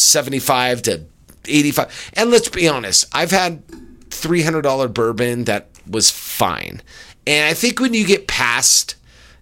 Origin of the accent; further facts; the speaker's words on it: California, United States; my home state